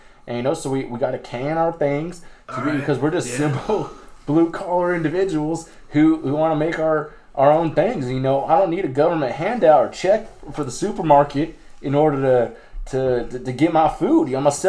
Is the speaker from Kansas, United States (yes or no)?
yes; Kansas, United States; from Kansas.